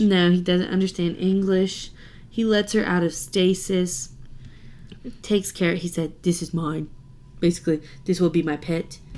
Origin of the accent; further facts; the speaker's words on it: the South, United States; I'm from the South